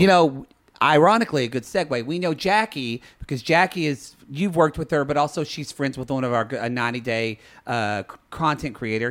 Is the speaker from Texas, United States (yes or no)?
yes; Dallas, Texas, United States; born or raised there; moved away